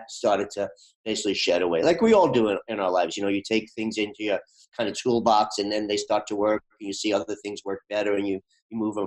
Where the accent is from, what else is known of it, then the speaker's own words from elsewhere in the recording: New York, United States; moved away as an adult; now in Boston, United States; I'm from New York